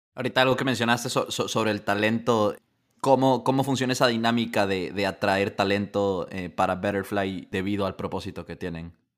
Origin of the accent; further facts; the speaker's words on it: Ecuador; siendo ecuatoriano